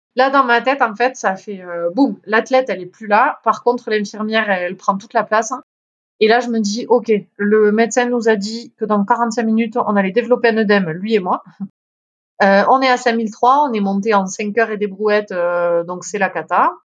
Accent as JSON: {"language": "French", "town": "Font-Romeu", "region": "Occitania", "country": "France", "said": "je suis originaire euh, des Pyrénées-Orientales, euh, Font-Romeu plus précisément"}